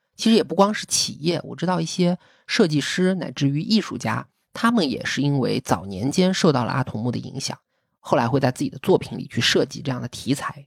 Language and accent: Chinese; China; 我们中国人是这样